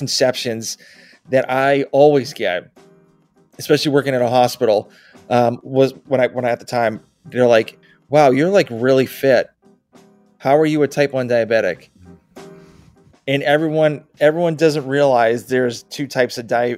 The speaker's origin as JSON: {"language": "English", "region": "Massachusetts", "country": "United States", "moved": "as an adult", "lives_now": "Georgia, United States", "said": "I'm originally from Massachusetts."}